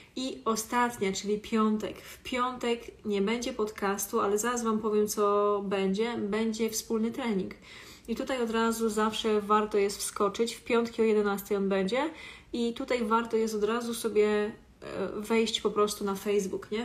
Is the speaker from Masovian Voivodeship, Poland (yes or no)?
yes; Warsaw, Masovian Voivodeship, Poland; jestem z Warszawy